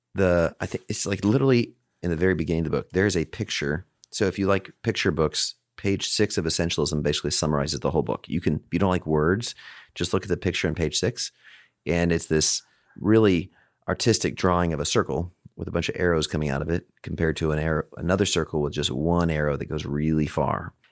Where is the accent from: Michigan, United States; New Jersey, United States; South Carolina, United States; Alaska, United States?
Alaska, United States; also born or lived in Chicago; now in Texas, United States; I grew up in Alaska